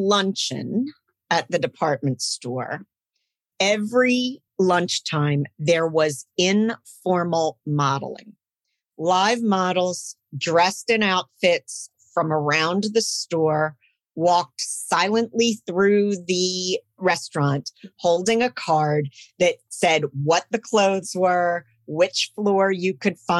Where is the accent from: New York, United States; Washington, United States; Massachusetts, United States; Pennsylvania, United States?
Pennsylvania, United States; Philadelphia; I grew up in Philadelphia, and my mother was from England